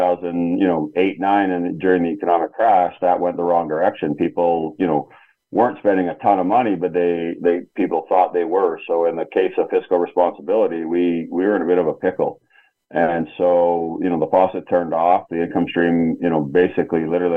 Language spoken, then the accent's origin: English; Canada; now in United States; back in my home country in Canada